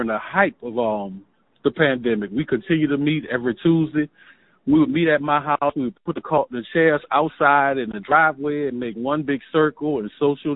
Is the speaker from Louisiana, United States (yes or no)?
yes; West Bank, Louisiana, United States; I was actually born and raised on the West Bank.